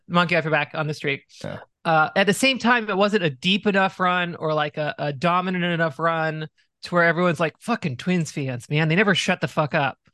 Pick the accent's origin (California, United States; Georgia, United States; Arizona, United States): Arizona, United States; Growing up in Arizona